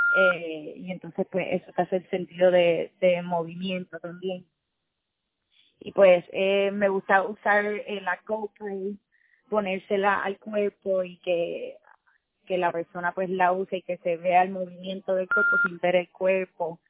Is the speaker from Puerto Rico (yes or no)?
yes; Puerto Rico; moved away as an adult; also born or lived in New York; como puertorriqueños vivimos en una isla